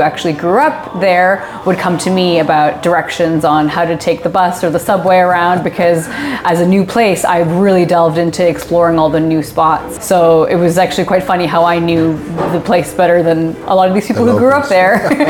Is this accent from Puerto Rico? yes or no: no; Pakistan; also born or lived in Kuwait; So I was born in Kuwait. That's where myself and both of my older sisters were born. My parents moved there once they were married. And when I was about a year old, it was actually the Gulf War. And so we had to flee back to Pakistan, which is where my family is originally from.